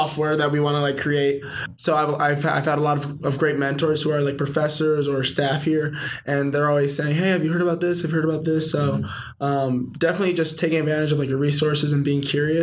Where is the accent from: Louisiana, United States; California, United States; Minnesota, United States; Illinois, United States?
Illinois, United States; Chicago; moved away as an adult; now in Santa Clara, United States; I'm from Chicago, great city, best city in the world